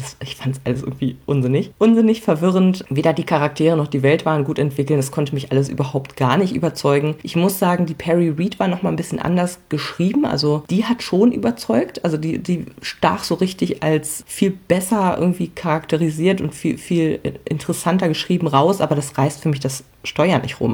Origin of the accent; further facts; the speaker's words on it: Hamelin, Lower Saxony, Germany; als gebürtige Hamelnerin